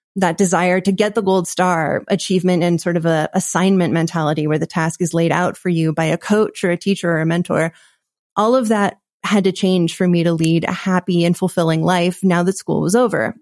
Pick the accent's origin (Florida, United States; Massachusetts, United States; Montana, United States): Montana, United States; Bozeman; also born or lived in Washington, D.C.; we moved to Montana, and that is where I grew up